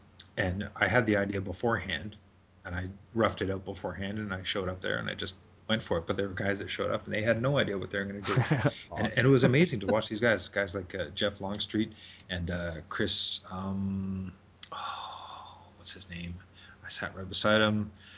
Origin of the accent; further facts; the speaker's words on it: Toronto, Ontario, Canada; also born or lived in Montreal / Brampton; Yeah, so I spent some quality time in Brampton, then moved to Toronto. Now I'm east of Toronto because I just didn't want to raise my kids in Toronto.